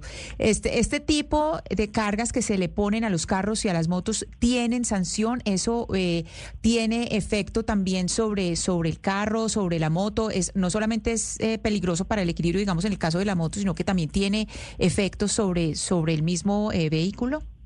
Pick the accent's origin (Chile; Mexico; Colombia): Colombia; los colombianos